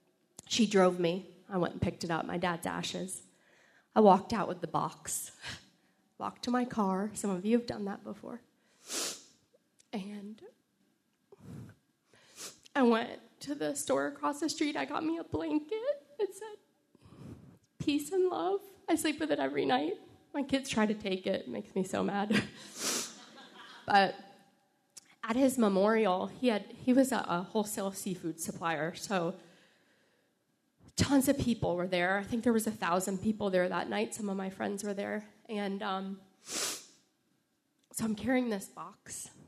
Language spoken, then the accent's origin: English; Florida, United States; I came from Florida. I came from a different upbringing. I'm now from the South.